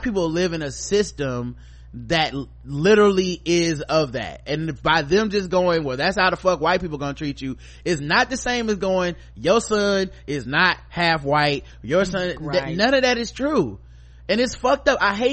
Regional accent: United States; as American black people

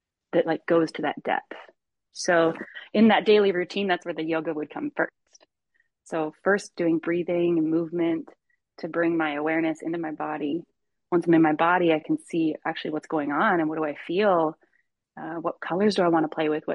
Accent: Michigan, United States; I grew up in Michigan

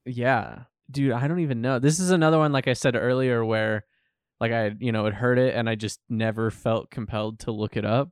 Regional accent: United States; we grew up in the United States

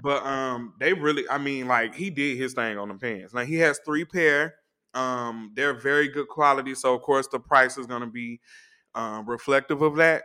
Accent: Atlanta, Georgia, United States; I'm from Atlanta

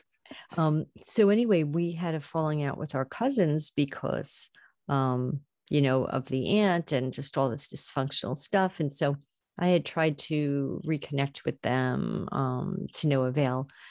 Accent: Long Island, New York, United States; now in New York City, United States; I grew up on Long Island. I'm in the city now

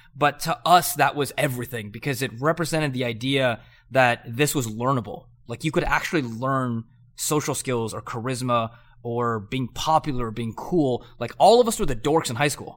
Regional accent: Southern California, United States; I grew up in Southern California

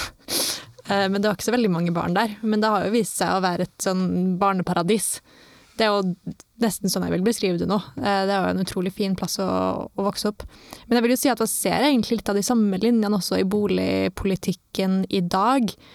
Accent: Trondheim, Trøndelag, Norway; når jeg vokste opp på Svartlamoen

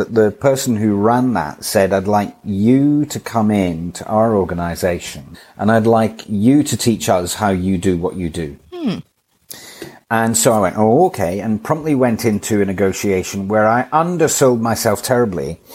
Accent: Edinburgh, Scotland, United Kingdom; moved away as an adult; also born or lived in London; now in Hampshire, United Kingdom; I was born in Edinburgh in Scotland. In the year 1990, I came down to London

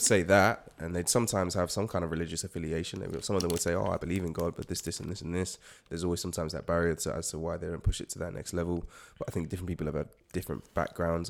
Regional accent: United States; also born or lived in Nigeria (ancestry); now in United Kingdom; I grew up in the States, so I got to experience loads of different types of churches

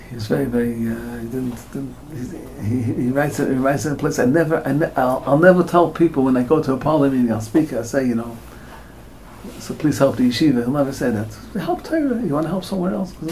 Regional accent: United States; And we're all American born.

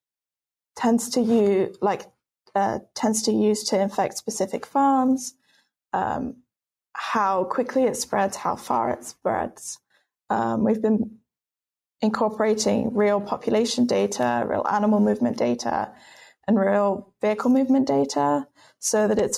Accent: United Kingdom; moved away as an adult; now in United States; As you can tell from my accent, I'm not from the US. I'm actually British.

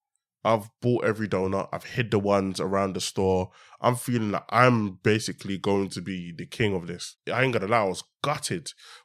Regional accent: Stratford, London, United Kingdom; also born or lived in Hackney; Yeah. So I was born in Hackney, but very early on, I moved to Newham. So I moved to Stratford when I was about eight. I'm in Stratford.

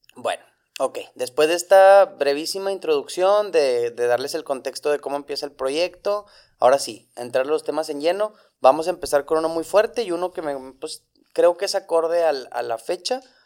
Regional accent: Monterrey, Nuevo León, Mexico; tengo 29 años, ambos somos de Monterrey

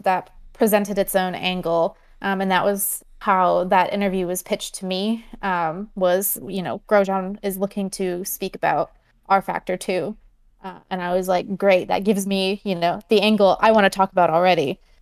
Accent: Michigan, United States; I grew up in Michigan

